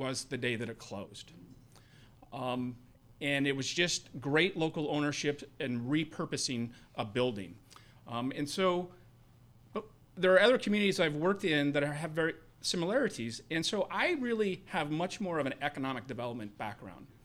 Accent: Boise, Idaho, United States; moved away as an adult; also born or lived in Missoula, Montana; now in Erie, United States; I'm from Boise, Idaho, and that's where my family home is

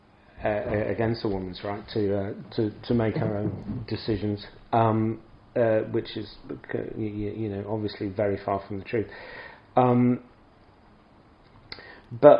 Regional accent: England, United Kingdom; moved away as an adult; now in Scandinavia; I grew up in England, and I lived now a long time in Scandinavia

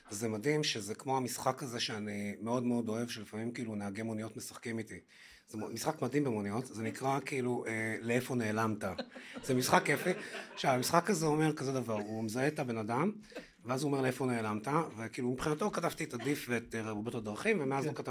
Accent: Haifa, Haifa District, Israel; moved away as an adult; also born or lived in Tel Aviv; אני גדלתי בחיפה, אה, אני בן להורים ניצולי שואה.

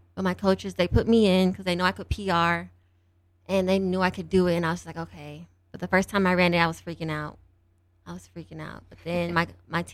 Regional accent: Denver, Colorado, United States; now in Grand Junction, United States; I'm from Denver, Colorado.

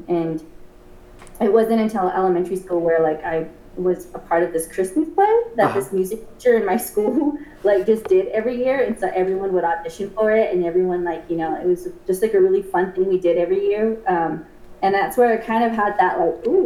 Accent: Gallup, New Mexico, United States; I was born and raised in Gallup

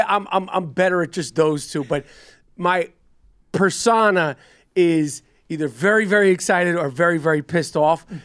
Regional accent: New York, United States; also born or lived in Los Angeles; I'm a New Yorker

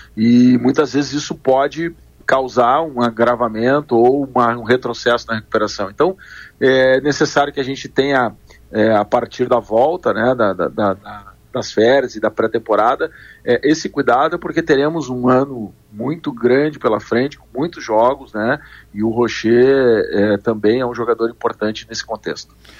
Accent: Rio Grande do Sul, Brazil; nós que nascemos e vivemos aqui no Rio Grande do Sul

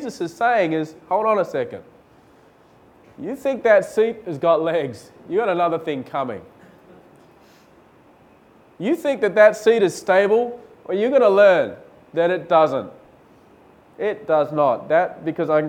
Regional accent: Australia; moved away as an adult; now in India; I was from Australia.

